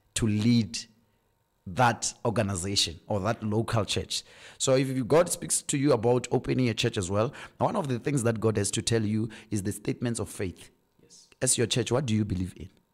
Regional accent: Francistown, Botswana; moved away as an adult; also born or lived in Gaborone / Mahalapye; I was born in Francistown, raised in Francistown

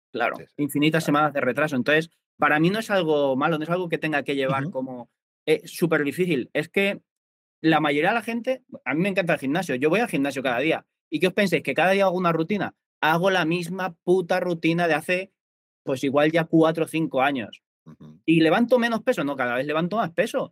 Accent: Albacete, Castilla-La Mancha, Spain; now in Mallorca, Spain; yo soy de Albacete, pero vivo en Mallorca

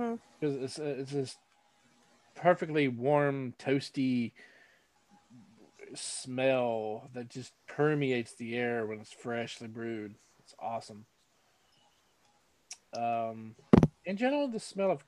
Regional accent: North Carolina, United States; growing up in North Carolina

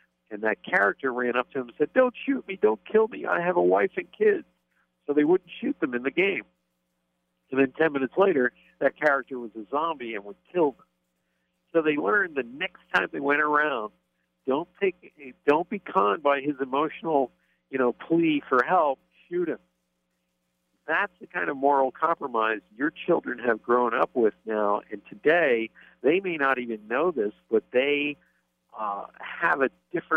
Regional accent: Pennsylvania, United States; I grew up in Pennsylvania

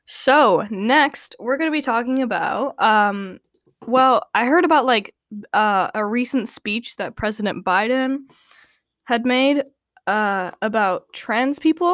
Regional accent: Canada; he's not my president because I'm Canadian.

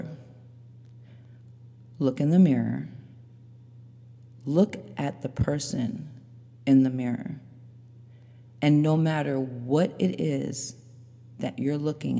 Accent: New York, United States; I grew up in New York and I was raised by immigrant parents, very strict mother, Haitian mother.

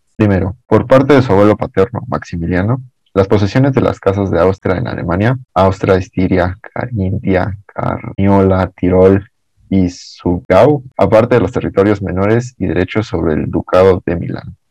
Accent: Mexico City, Mexico; soy originario de la Ciudad de México

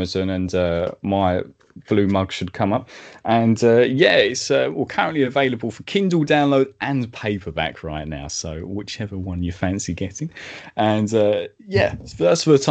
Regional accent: Medway, South East England, United Kingdom; also born or lived in Maidstone, Kent; my hometown Medway

